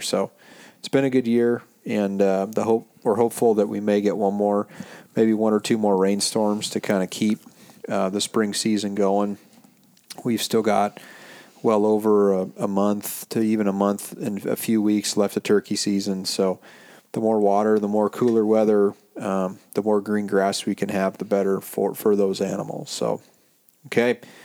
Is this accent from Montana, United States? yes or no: yes; Montana, United States; also born or lived in Central Coast, California; now in California, United States; growing up in Montana like myself